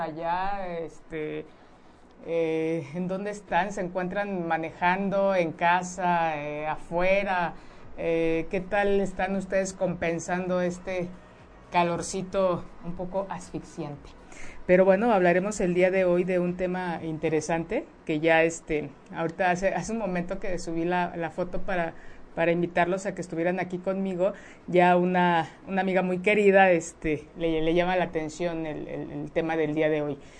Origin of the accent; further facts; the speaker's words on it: Mexico; eso es parte de nuestra cultura como mexicanos, como mexicanas